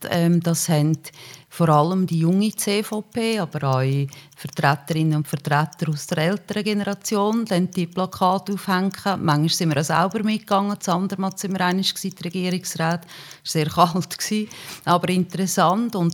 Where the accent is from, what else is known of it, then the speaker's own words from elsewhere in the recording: Uri, Switzerland; Der Kanton Uri ist meine Heimat, der kann mich nicht enttäuschen.